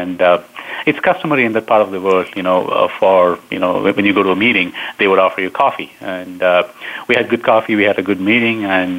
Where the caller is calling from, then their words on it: Downers Grove, Illinois, United States; I'm based out of Downers Grove in Chicago. It's kind of the western suburb, about 20 miles west of Chicago. So that's where I'm based out of. That's where I'm calling in from.